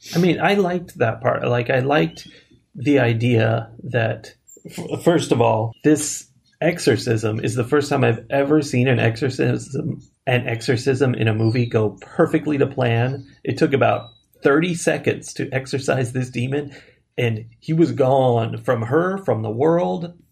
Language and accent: English; United States; we're Americans